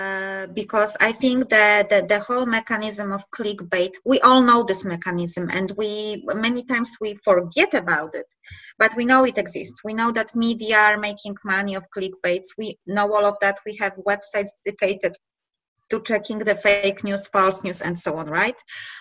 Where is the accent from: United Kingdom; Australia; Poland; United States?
Poland; we are from Poland